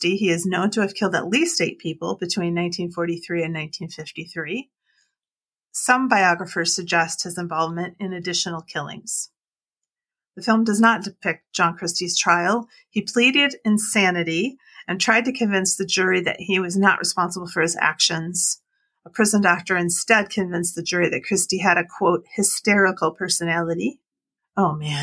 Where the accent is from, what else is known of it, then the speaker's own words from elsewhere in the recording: Wisconsin, United States; I grew up in Wisconsin